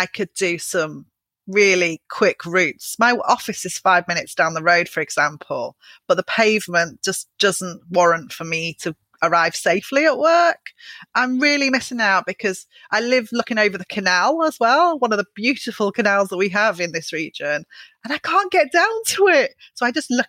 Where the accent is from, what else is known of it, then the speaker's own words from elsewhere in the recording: Liverpool, North West England, United Kingdom; moved away as an adult; also born or lived in Stretford, Manchester; now in Manchester, United Kingdom; I was born in Liverpool, but I moved to Manchester about 15 years ago